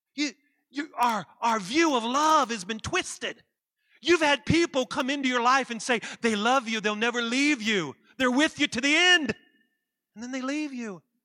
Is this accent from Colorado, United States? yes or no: no; West Virginia, United States; I'm from West Virginia